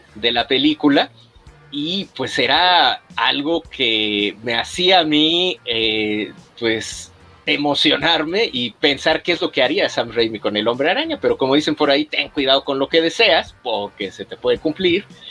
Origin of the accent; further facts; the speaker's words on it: Mexico; nosotros también como mexicanos